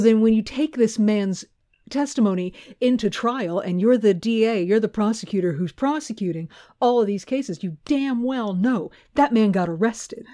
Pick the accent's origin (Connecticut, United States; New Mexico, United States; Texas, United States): Texas, United States; love my home state so much